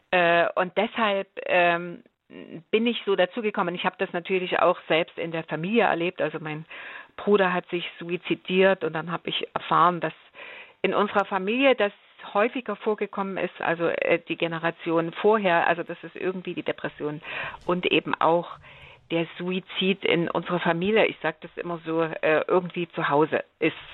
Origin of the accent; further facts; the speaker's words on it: Germany; Ich bin in der DDR aufgewachsen und da hieß das mhm. Diplomlehrerin für Geschichte und Deutsch, genau.